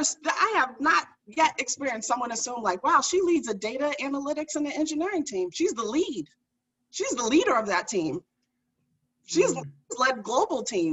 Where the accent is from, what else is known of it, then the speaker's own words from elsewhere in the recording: Boston, Massachusetts, United States; I grew up in Dorchester. So for the folks that aren't from Massachusetts, it's like a urban neighborhood in Boston